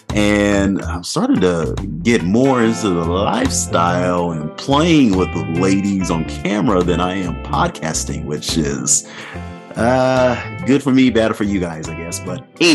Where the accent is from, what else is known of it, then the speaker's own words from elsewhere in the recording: Nebraska, United States; moved away; also born or lived in Oklahoma; I grew up in Nebraska, but I also spent about 10 years in Oklahoma